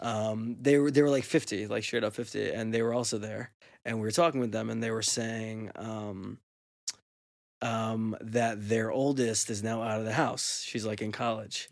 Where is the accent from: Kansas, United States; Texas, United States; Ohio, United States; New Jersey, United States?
New Jersey, United States; Teaneck; from the time I grew up in Teaneck as like a kid till I was like a teenager